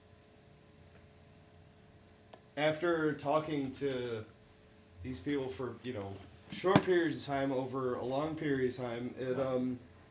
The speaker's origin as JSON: {"language": "English", "town": "Dixon", "region": "Illinois", "country": "United States", "tie": "born or raised there", "moved": "yes", "said": "There's a gas station in my hometown that I was pretty close to my mom's house"}